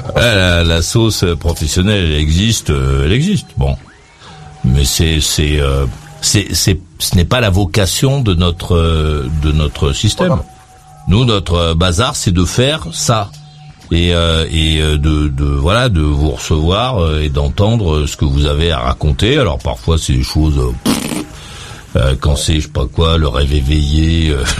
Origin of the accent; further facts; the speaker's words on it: France; chez nous, en France